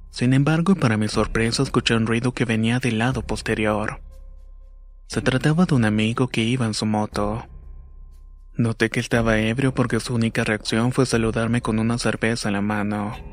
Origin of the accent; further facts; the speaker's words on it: Yaracuy, Venezuela; soy de Venezuela, específicamente del estado Yaracuy. En mi región es normal escuchar historias de la Sayona